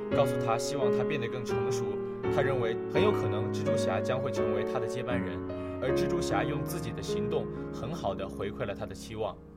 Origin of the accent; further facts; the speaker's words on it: China; 我们是中国人